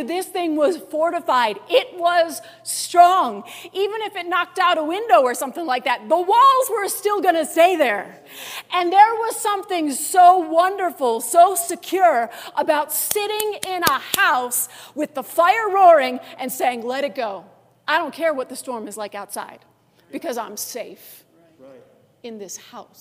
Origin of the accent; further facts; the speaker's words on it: Orchard Park, New York, United States; now in Denver, United States; I grew up in Buffalo, New York. I actually grew up in that town I was talking about, Orchard Park